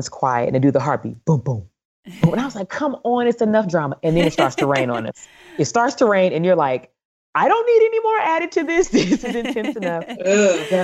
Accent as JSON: {"language": "English", "town": "East St. Louis", "region": "Illinois", "country": "United States", "said": "I'm from East St. Louis, Illinois, where we call ourselves a city of champions"}